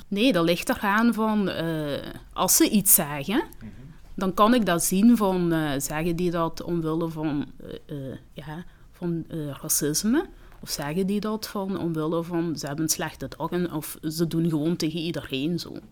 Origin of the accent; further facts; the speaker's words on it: Limburg, Flanders, Belgium; accent: Limburgish; Dutch is a second language; also born or lived in Rwanda; ik kom uit Rwanda. En, ehm, ik ben van mijn zes jaar hier. En dan, ehm, ja, ik heb heel snel Nederlands geleerd. Als je jonger bent, dus dat wel makkelijker ehm, om Nederlands te leren. ja, dus ik heb een Limburgs accent